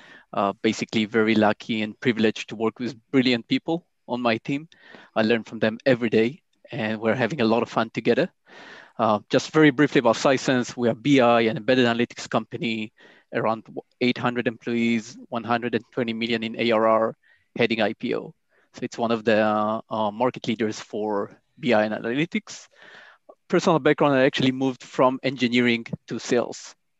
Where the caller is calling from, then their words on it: Tel Aviv, Tel Aviv District, Israel; I'm calling from Tel Aviv, Israel.